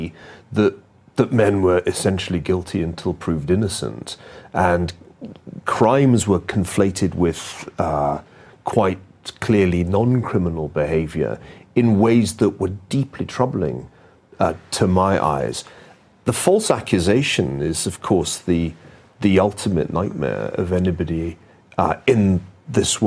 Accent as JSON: {"language": "English", "town": "Glasgow", "region": "Scotland", "country": "United Kingdom", "tie": "born or raised there", "said": "I grew up in Glasgow in the west of Scotland."}